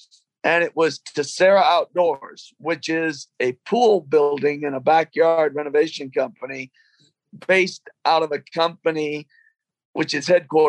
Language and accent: English; London, United Kingdom; moved away; I'm an immigrant from England. Was born in London.